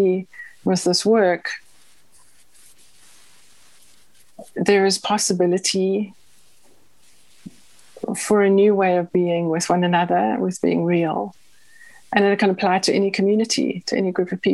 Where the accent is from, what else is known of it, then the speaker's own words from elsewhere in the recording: South Africa; I grew up in South Africa